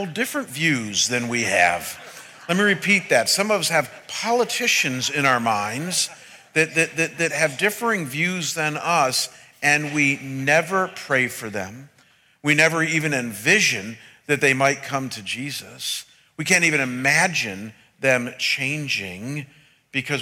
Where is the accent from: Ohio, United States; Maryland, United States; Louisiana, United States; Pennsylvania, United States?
Ohio, United States; Cleveland; moved away as an adult; now in Scottsdale, United States; I was ministering back in my hometown for 6 years as the senior pastor of my home church